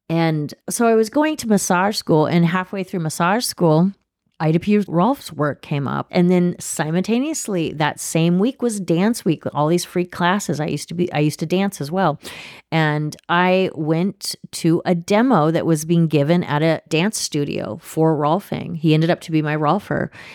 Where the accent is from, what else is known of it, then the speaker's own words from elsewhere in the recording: Oregon, United States; also born or lived in Los Angeles, California / Switzerland / San Diego / Geneva; now in Manitowoc, United States; I was born in L A, and I grew up in Oregon. I grew up in a small town in Oregon on a farm